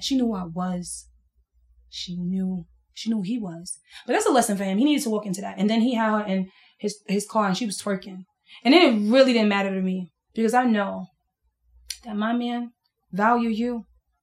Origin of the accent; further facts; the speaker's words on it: New York City, New York, United States; I'm from Brooklyn. I'm from East New York